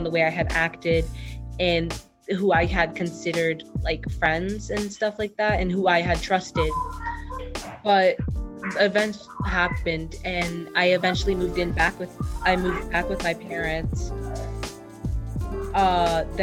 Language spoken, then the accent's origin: English; Boston, Massachusetts, United States; I'm from Boston, Massachusetts